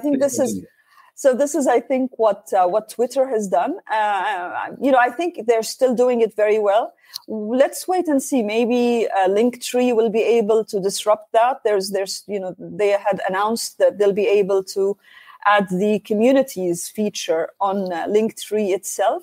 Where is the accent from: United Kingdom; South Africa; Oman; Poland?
Oman; I'm uh, from Oman, Sultanate Oman